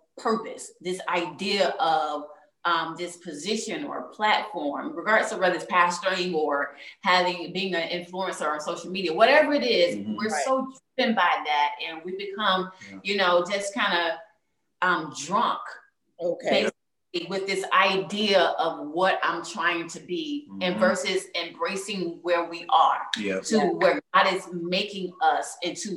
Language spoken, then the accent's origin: English; North Florida, United States; now in South Florida, United States; I grew up in North Florida, the Bible Belt.